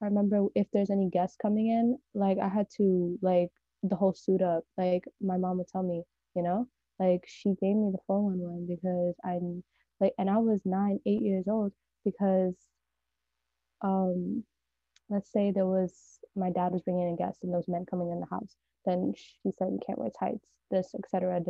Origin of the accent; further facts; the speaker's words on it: California, United States; I'm like from the Bay Area, and it's really like diverse, but by diverse there's like barely any white people.